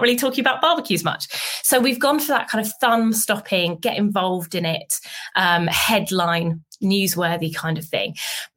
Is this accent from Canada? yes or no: no; United Kingdom; being a Brit